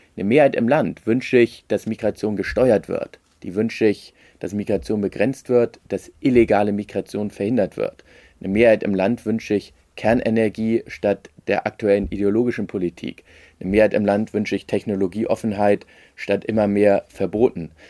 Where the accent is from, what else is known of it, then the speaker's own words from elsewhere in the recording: Hamburg, Germany; als Hamburger